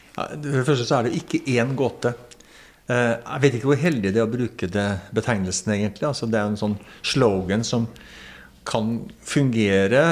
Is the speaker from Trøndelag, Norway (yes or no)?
yes; Trøndelag, Norway; now in Lillehammer, Norway; jeg er en trønder som bor på Lillehammer, der vi er nå